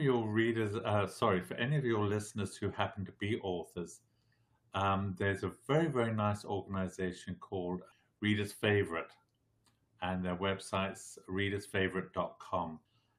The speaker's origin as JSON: {"language": "English", "region": "Southern Africa", "country": "South Africa", "tie": "born or raised there", "also_born_or_lived": "England / California", "moved": "as an adult", "lives_now": "Las Vegas, United States", "said": "I was originally born in England. I was raised in Southern Africa, and I went back to live in England when I finished school"}